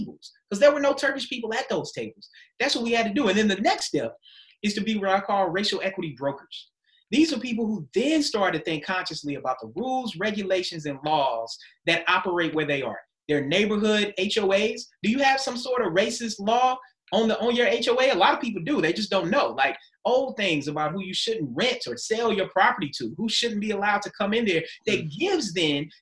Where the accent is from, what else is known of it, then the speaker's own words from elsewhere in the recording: United States; also born or lived in Germany / Maryland; we were Americans. I mean, we were Americans first, and we were Black Americans